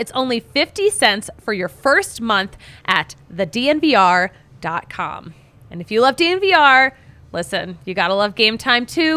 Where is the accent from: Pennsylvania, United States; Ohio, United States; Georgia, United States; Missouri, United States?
Pennsylvania, United States; Philadelphia; I'm from Philly